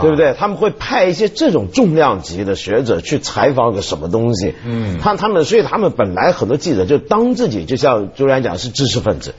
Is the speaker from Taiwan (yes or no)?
no; Hong Kong; 我们香港人